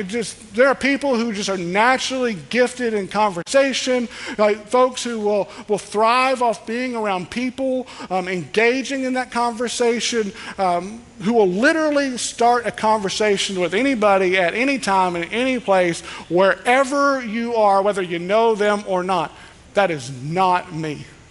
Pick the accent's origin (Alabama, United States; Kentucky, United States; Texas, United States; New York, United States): Kentucky, United States; We're from Kentucky.